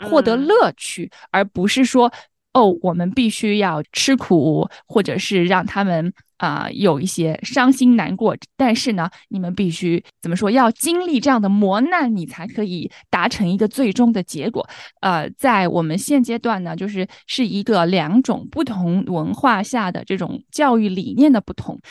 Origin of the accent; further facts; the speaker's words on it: China; now in United States; 我们中国人